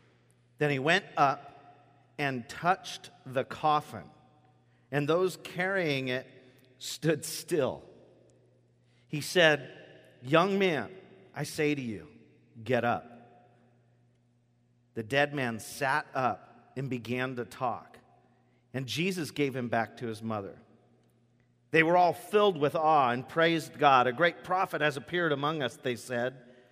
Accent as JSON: {"language": "English", "town": "Gate", "region": "Washington", "country": "United States", "tie": "born or raised there", "said": "When I was a kid, I grew up in Gate. Does anybody know where Gate, Washington is here? Gate, Washington."}